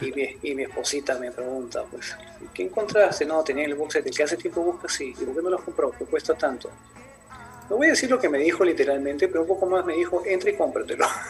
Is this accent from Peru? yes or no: yes; Peru; soy de Perú